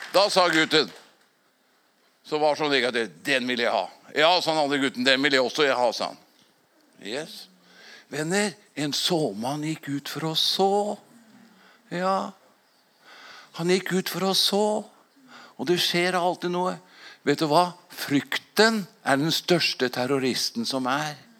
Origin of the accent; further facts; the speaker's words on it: Fåberg, Innlandet, Norway; for 57 år tilbake når jeg vokste opp på Fåberg